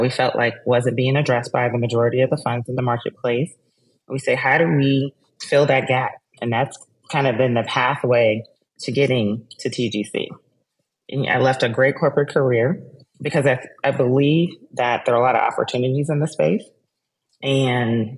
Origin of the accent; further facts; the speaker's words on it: Texas, United States; I'm a Texan